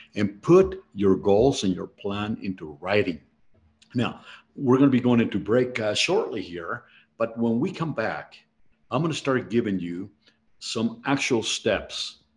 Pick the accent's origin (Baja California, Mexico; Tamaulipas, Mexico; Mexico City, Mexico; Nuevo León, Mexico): Mexico City, Mexico; moved away; I was born in Mexico City, and I did not come from wealth.